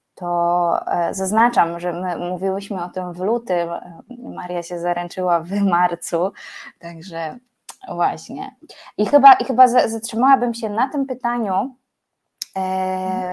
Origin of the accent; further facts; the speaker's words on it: Poland; pochodzę z nadmorza